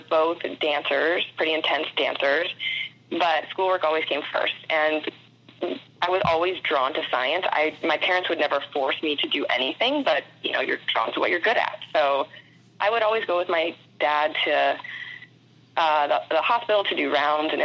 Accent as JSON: {"language": "English", "town": "St. Petersburg", "region": "Florida", "country": "United States", "tie": "born or raised there", "said": "I grew up in St. Pete, Florida, which is right outside of Tampa"}